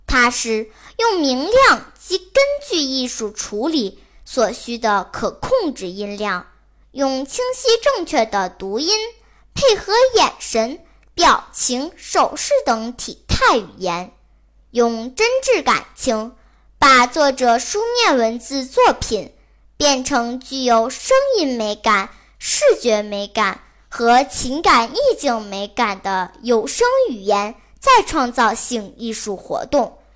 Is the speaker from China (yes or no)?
yes; Pinggu, Beijing, China; 今年十二岁了，我来自北京平谷